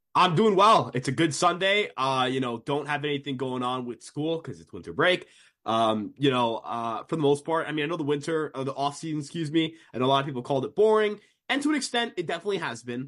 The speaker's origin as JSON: {"language": "English", "region": "New York", "country": "United States", "said": "I'm also from New York"}